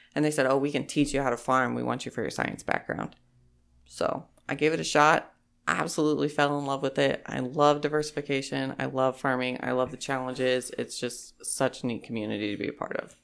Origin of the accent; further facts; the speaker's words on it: Holton, Kansas, United States; I am originally from Holton, Kansas. That's where I grew up.